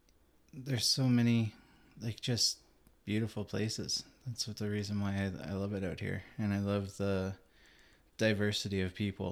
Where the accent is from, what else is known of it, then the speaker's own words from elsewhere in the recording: Newfoundland and Labrador, Canada; moved away; I was born in Newfoundland, and I've pretty well went right across Canada now